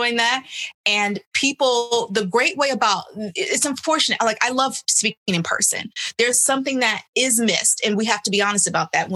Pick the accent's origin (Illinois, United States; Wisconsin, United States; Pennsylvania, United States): Illinois, United States; Chicago; moved away; also born or lived in New York; back home in Illinois, where I'm from Chicago